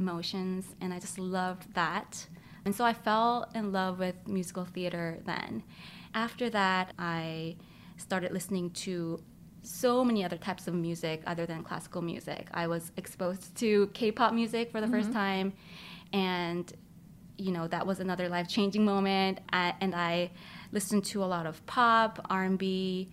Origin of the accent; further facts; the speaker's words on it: South Korea; I was born in Korea